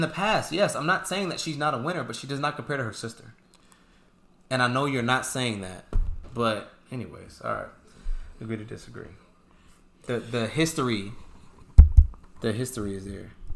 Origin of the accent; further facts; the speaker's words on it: San Diego, California, United States; I'm from San Diego